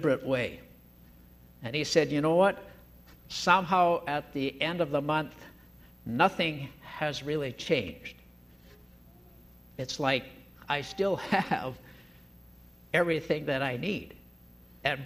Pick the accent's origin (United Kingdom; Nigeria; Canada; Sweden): Canada; Chilliwack, British Columbia; growing up in Chilliwack